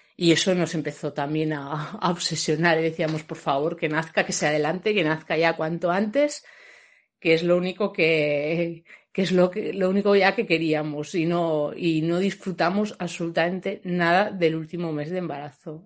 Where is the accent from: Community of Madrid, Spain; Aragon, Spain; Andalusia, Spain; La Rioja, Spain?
La Rioja, Spain; Logroño; nosotros somos de Logroño